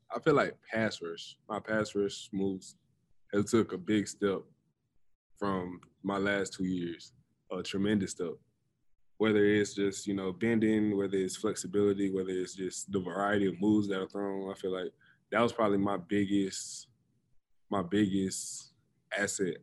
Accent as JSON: {"language": "English", "region": "the South", "country": "United States", "tie": "born or raised there", "moved": "yes", "said": "me growing up in the South"}